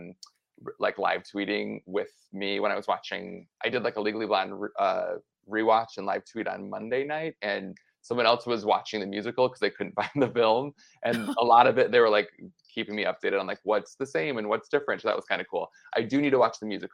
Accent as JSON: {"language": "English", "town": "Flint", "region": "Michigan", "country": "United States", "tie": "born or raised there", "moved": "as an adult", "lives_now": "Los Angeles, United States", "said": "I was born in Flint, Michigan in 1988"}